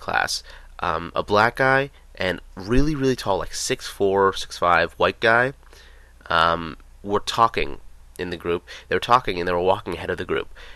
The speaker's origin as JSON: {"language": "English", "country": "United States", "said": "we're big American guys"}